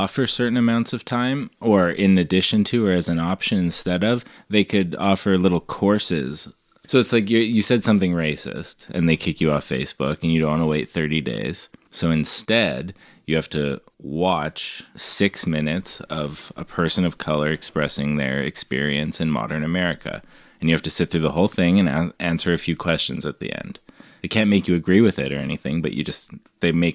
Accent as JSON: {"language": "English", "country": "Canada", "said": "I'm a Canadian"}